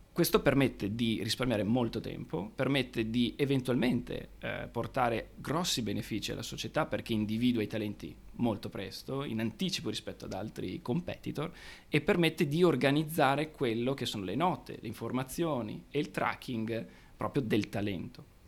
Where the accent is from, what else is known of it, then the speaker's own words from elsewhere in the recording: Padua, Veneto, Italy; nato e cresciuto a Padova